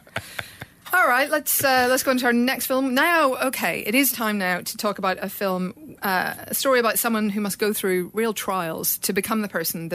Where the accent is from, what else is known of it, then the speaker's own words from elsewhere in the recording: Ireland; I'm Irish